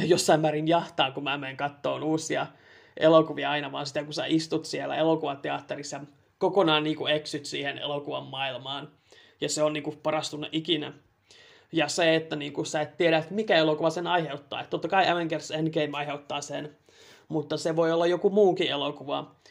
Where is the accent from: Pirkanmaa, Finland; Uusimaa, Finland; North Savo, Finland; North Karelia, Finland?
Uusimaa, Finland; Helsinki; also born or lived in Raahe; now in Tampere, Finland; kasvanut Helsingissä